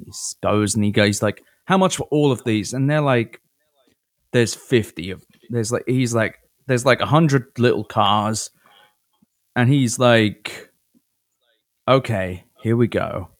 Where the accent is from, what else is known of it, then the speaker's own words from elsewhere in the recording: United Kingdom; now in United States; I'm British, but in America